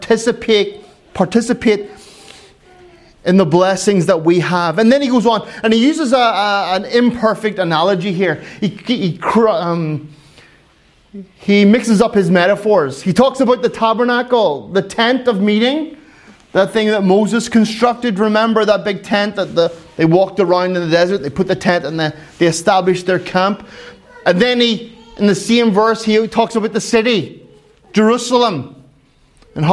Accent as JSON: {"language": "English", "country": "Ireland", "said": "I am Irish"}